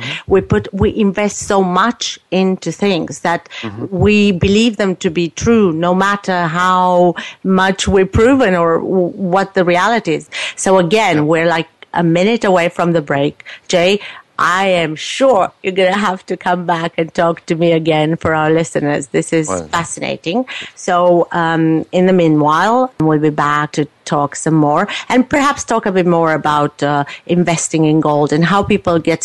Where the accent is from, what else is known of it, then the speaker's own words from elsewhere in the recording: Romania; moved away as an adult; now in Canada; I was born in Romania, so I lived in a communist country